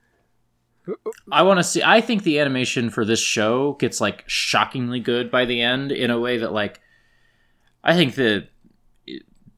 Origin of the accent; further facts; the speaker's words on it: Lawrence, Kansas, United States; my hometown of Lawrence, Kansas